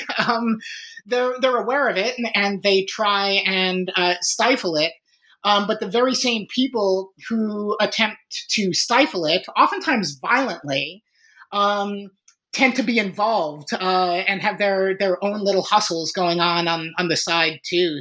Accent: Chicago, Illinois, United States; I was born and raised in Chicago

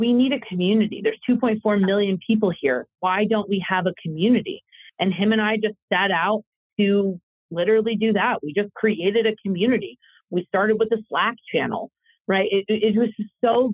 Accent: Las Vegas, Nevada, United States; moved away as an adult; also born or lived in Washington, D.C.; This is my hometown. I grew up here. I love Las Vegas

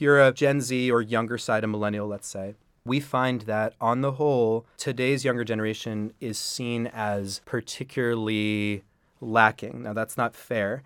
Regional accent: New York City, New York, United States; I'm a New York City native. I grew up on the Upper West Side. I still live up there

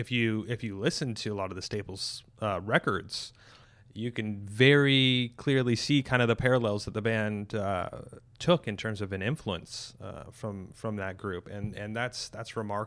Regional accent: Canada; Because, you know, I'm a Canadian. I guess I can make that connection, because these folks grew up where I grew up.

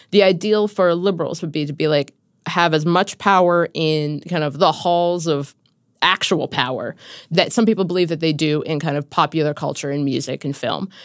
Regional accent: Cincinnati, Ohio, United States; moved away; my hometown of Cincinnati

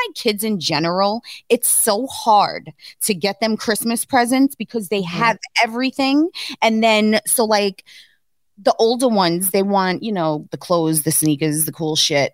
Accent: New York City, New York, United States; also born or lived in Queens, New York; I came from East New York, Brooklyn, where like people wore like Timberlands, Jordan

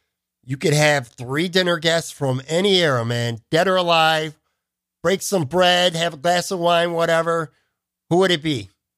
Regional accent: Buffalo, New York, United States; now in Florida, United States; I'm around the same age as you. I grew up upstate in Buffalo, New York. Like you, I actually live in Florida now too.

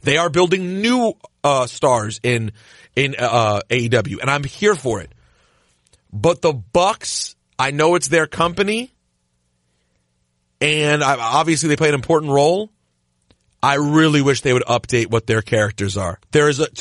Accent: Washington, District of Columbia, United States; moved away; now the place I am from has a team

